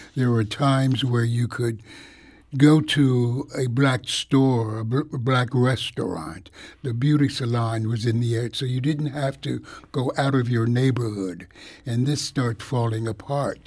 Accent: Philadelphia, Pennsylvania, United States; born or raised there; also born or lived in Buffalo; now in St. Louis, United States

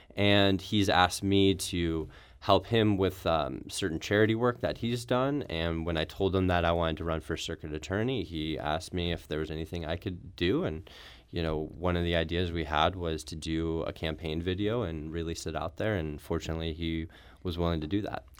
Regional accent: Brentwood, Missouri, United States; also born or lived in Chicago, United States; I grew up in Brentwood, just outside the city of Saint Louis

